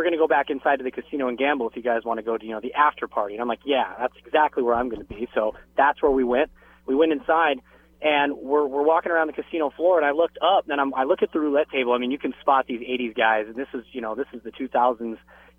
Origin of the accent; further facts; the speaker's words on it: Reno, Nevada, United States; born there; I was born in Reno, and I was at Reno Tahoe Amphitheater at Harvey's in Tahoe.